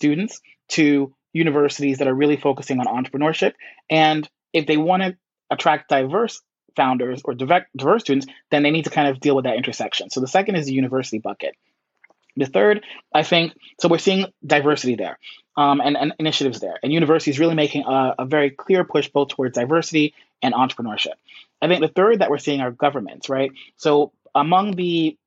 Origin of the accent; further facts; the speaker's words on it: New York City, New York, United States; I grew up in the Bronx